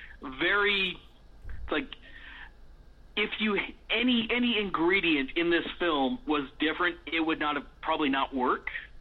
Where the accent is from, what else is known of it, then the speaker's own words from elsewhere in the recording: Riverside, California, United States; I was growing up in Riverside, California.